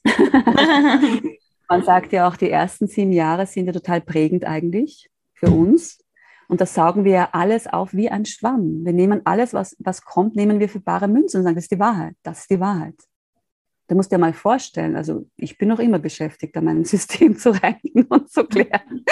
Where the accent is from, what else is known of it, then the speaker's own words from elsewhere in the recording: Austria; ich bin aus Österreich